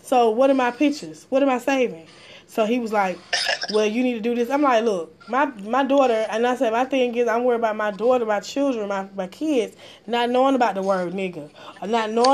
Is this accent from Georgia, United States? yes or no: yes; Atlanta, Georgia, United States; I'm in Atlanta, Georgia. I'm from Atlanta, Georgia